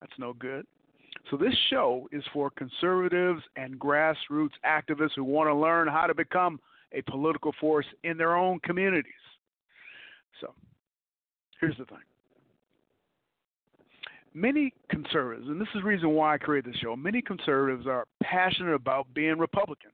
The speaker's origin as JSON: {"language": "English", "town": "Detroit", "region": "Michigan", "country": "United States", "also_born_or_lived": "Cobb County, Georgia", "moved": "yes", "said": "I'm from Detroit, Michigan. I'm from the Jeffries Projects."}